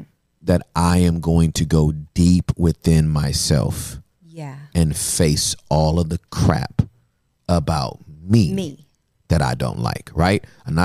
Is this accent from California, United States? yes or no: yes; Inglewood, California, United States